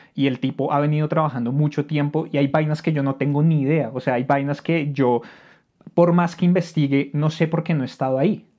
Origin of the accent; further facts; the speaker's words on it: Bogotá, Colombia; uno viviendo en Colombia y uno siendo rolo